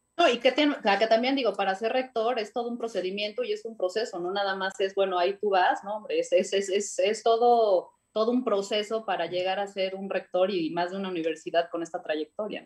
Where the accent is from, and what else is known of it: Puebla, Mexico